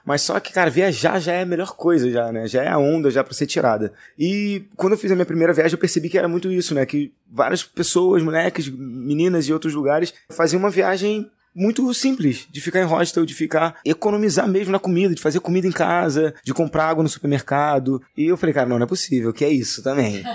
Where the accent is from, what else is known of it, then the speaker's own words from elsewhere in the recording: Rio de Janeiro, Brazil; eu sou né, da Cidade de Deus, cresci na Cidade de Deus